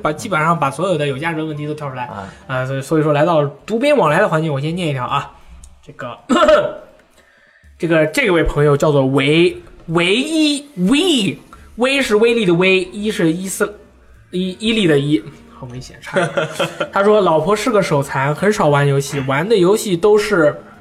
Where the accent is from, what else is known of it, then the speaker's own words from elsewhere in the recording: China; 我是中国人嘛，大家都是中国人嘛